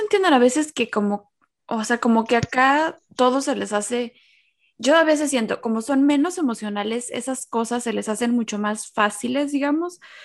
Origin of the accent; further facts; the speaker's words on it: Mexico; moved away; todos nacimos en México, mi abuela estaba ahí